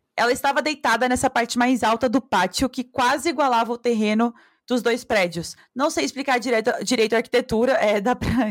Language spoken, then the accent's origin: Portuguese; Brazil; A gente é, é brasileira mais esperto porque a gente mora na vida selvagem